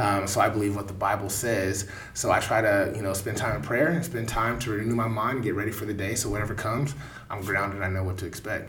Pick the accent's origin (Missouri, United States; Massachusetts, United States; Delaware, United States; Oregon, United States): Missouri, United States; Kansas City; born and raised in Kansas City.